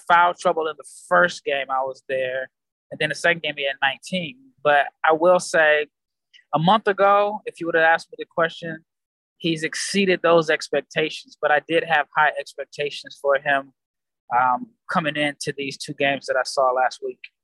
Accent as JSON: {"language": "English", "country": "United States", "said": "I'm an American"}